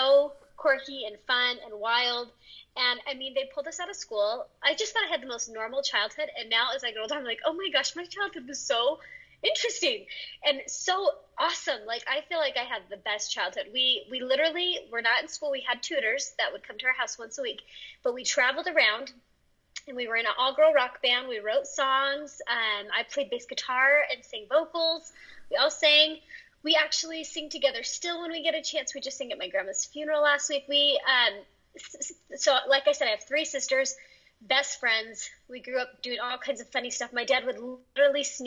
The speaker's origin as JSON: {"language": "English", "region": "Northern California", "country": "United States", "tie": "born or raised there", "moved": "as an adult", "lives_now": "Utah, United States", "said": "I grew up in Northern California. I still claim to be a California girl, even though I live in the snow"}